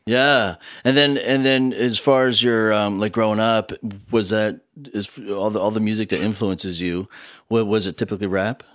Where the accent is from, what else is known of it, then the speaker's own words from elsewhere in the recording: New Jersey, United States; now in Texas, United States; I grew up in New Jersey